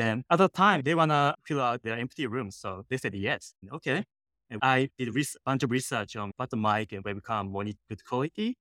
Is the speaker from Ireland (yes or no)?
no; Japan; English is a second language; moved away as an adult; now in San Francisco, United States; I'm originally from Japan and came to San Francisco. I didn't have friends. I didn't have money. Mm-hmm. I didn't speak English